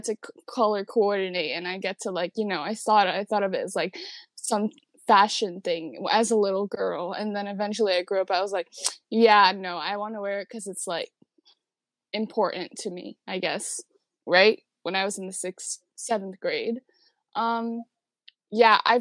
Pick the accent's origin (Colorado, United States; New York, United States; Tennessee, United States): New York, United States; New York City; I was born and raised in Queens, New York